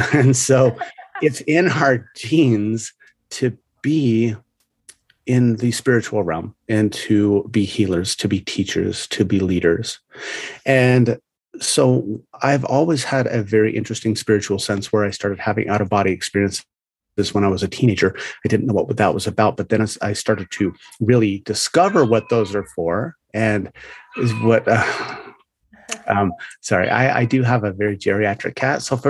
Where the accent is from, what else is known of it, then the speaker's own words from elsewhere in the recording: United States; I'm American